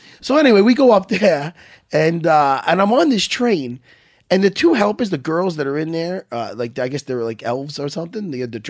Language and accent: English; Long Island, New York, United States; So I'm like, yeah, we're from Long Island